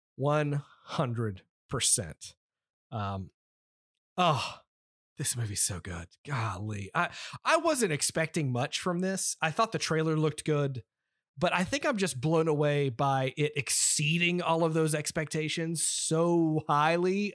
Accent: United States; we are from America

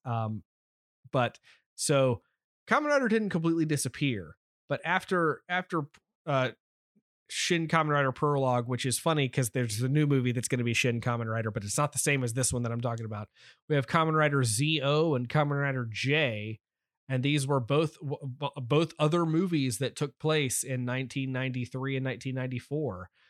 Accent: United States; as an American

